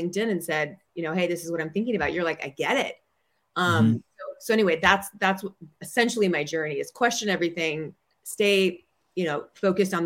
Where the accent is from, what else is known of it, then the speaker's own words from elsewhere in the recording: Minnesota, United States; moved away as an adult; also born or lived in New York; now in Bay Area, United States; I'm from Minnesota. And so I say things like you betcha and hot dish